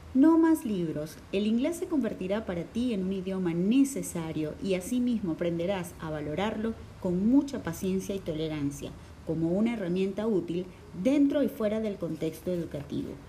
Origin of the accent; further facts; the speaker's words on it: Venezuela; aquí en Venezuela, en donde el inglés no es nuestra lengua materna